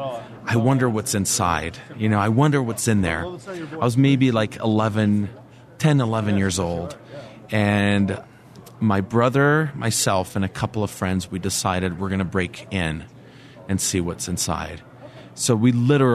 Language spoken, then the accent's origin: English; Brasília, Federal District, Brazil; I grew up in Brasilia, the capital of Brazil